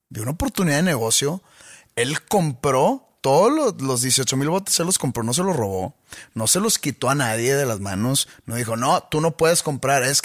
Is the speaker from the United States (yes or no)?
no; Mexico; yo soy mexicano y pues se ve que no es blanco?